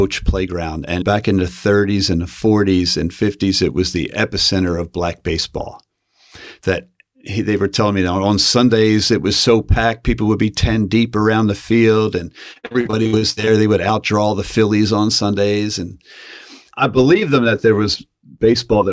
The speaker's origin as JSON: {"language": "English", "town": "Philadelphia", "region": "Pennsylvania", "country": "United States", "tie": "born or raised there", "said": "I grew up in Northeast Philadelphia in the Mayfair section of the city"}